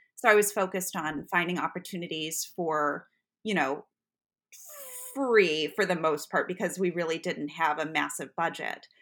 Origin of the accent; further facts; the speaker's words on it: Buffalo, New York, United States; moved away; I grew up in Buffalo, New York, which is about a six-hour drive from the city